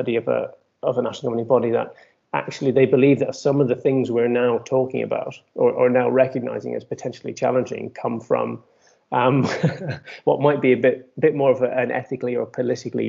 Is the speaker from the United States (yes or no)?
no; Ireland; now in United Kingdom; I'm Irish and competed, as I say, poorly for Ireland, I was based in the UK at this time